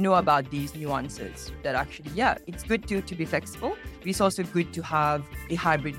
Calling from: Singapore; I'm dialing in from Singapore.

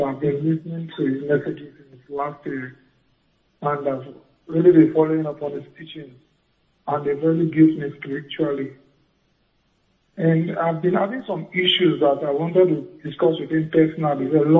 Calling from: Benin City, Edo, Nigeria; Yeah, I'm … from Benin City.

